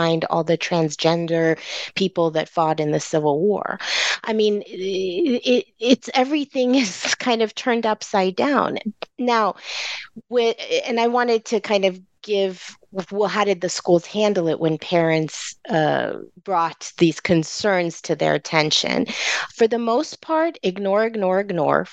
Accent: California, United States; California is my home. I don't know any other home outside

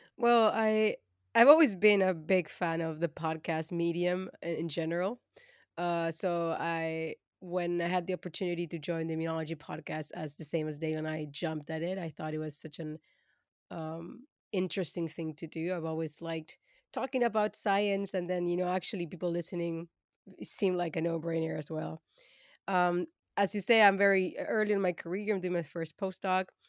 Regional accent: Argentina; moved away as an adult; also born or lived in Germany; now in Amsterdam, Netherlands; I am originally from Argentina, where I studied biotechnology

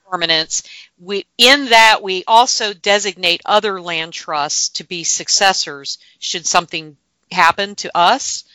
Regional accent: Gainesville, Florida, United States; I am from North Florida. I was born and grew, uh, grew up in Gainesville

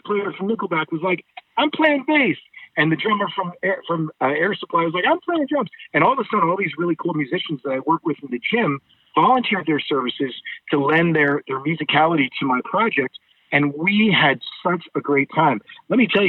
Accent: rural Maine, United States; now in Los Angeles, United States; I grew up on a farm in rural Maine. And I live out in California now.

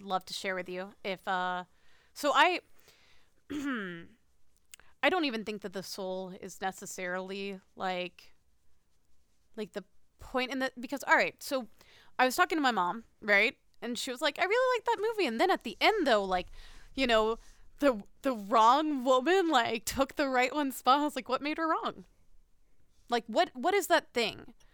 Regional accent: United States; the answer is America

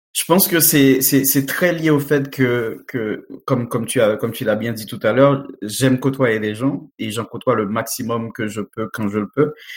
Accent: Haiti; moved away; mon pays d'origine Haïti

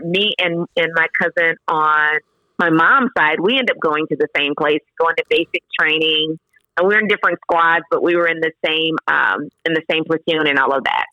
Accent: Sterlington, Louisiana, United States; now in Nashville, United States; growing up in Louisiana, I grew up in a small town. Like I said, I say Monroe, but it's really outside of Monroe, a small town called Sterlington

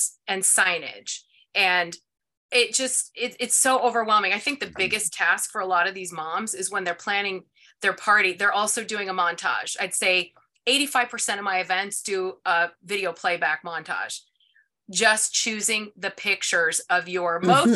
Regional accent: Ohio, United States; I'm from Ohio

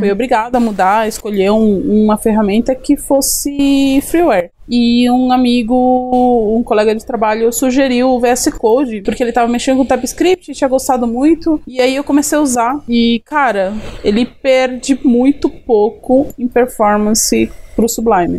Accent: Greater ABC, São Paulo, Brazil; Eu sou do Grande ABC Paulista Paulista

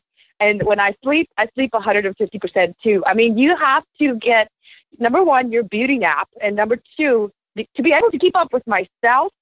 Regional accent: South Africa; also born or lived in Mississippi / Boston; now in Fort Lauderdale, United States; from South Africa

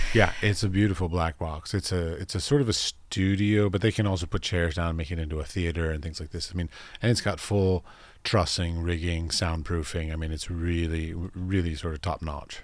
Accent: United States; as an American

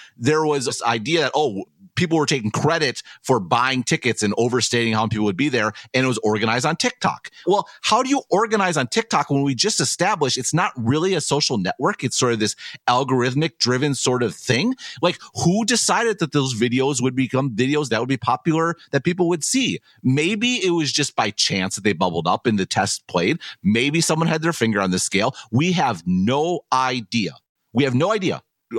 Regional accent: United States; me being an American

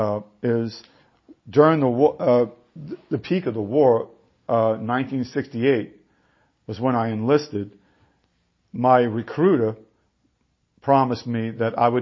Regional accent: Beverly, Massachusetts, United States; I was from Beverly, Mass

